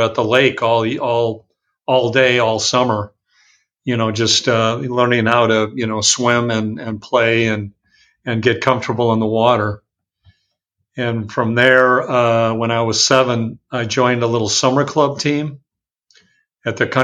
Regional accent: Madison, Wisconsin, United States; moved away as an adult; also born or lived in Indiana; now in Dallas, United States; growing up in Madison, Wisconsin, in the summertime, we actually lived right across from the biggest lake in Madison

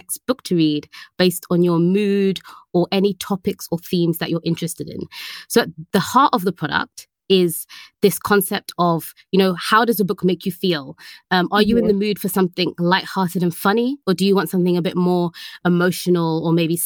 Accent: London, United Kingdom; I am from London in the UK. That's where I was born. And Northwest London area, for anyone who knows, is where I grew up

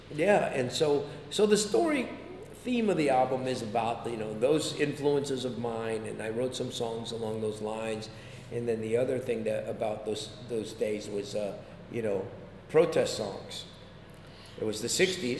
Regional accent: San Jose, California, United States; moved away as an adult; I grew up in, in San Jose, California

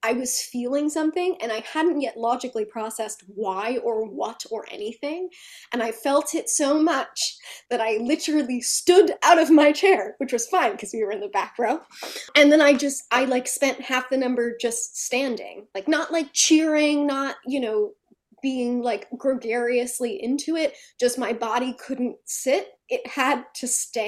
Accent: New Jersey, United States; I'm from Jersey.

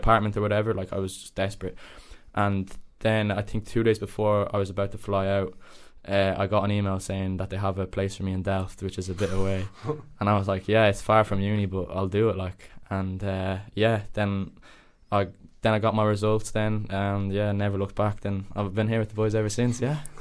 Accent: Dublin, Leinster, Ireland; moved away as an adult; now in The Hague, Netherlands; I was born in Dublin, obviously, but I lived just outside Dublin City, like 25 minutes outside Dublin City. I lived in Ireland all my life.

